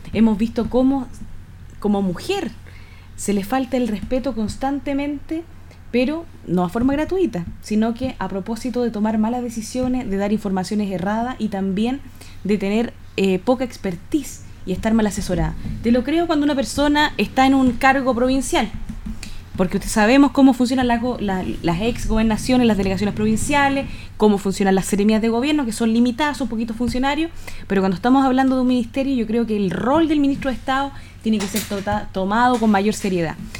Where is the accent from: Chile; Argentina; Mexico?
Chile; como chilena